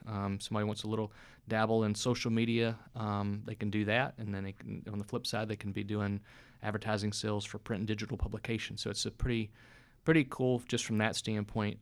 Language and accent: English; North Carolina, United States; moved away as an adult; also born or lived in Atlanta; now in Tallahassee, United States; I grew up in North Carolina